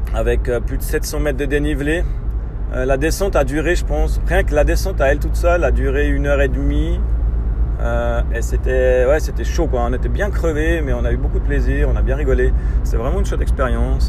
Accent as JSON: {"language": "French", "country": "Switzerland", "said": "en tant que Suisse"}